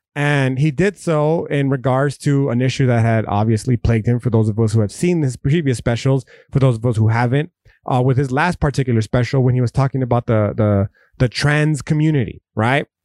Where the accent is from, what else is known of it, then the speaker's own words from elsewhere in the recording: United States; we as an American people